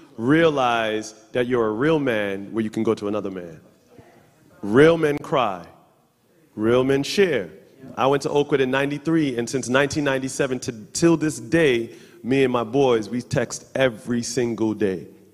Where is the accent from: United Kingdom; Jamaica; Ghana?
Jamaica; we're Jamaican